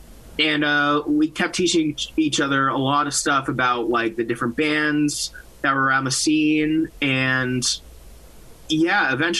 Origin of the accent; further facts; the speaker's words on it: Massachusetts, United States; Yes, I'm from Massachusetts. My whole band is from Massachusetts, actually.